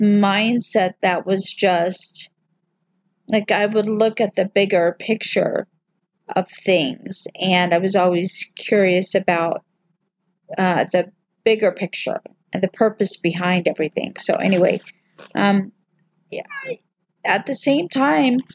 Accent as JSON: {"language": "English", "region": "the South", "country": "United States", "tie": "born or raised there", "said": "I grew up in the South"}